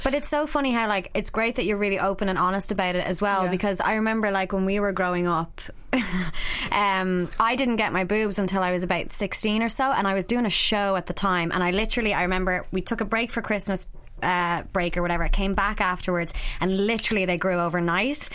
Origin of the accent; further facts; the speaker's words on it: Ireland; growing up as, as Irish people